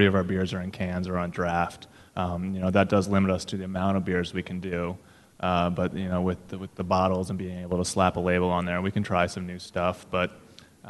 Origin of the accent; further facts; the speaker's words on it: Northeast, United States; moved away as an adult; now in New Orleans, United States; I grew up in the Northeast